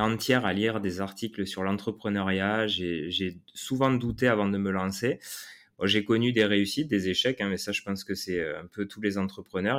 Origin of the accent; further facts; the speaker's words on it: south-west France, France; accent: south-west; tu as un accent aussi comme moi. Donc, on va faire un truc 100% sud-ouest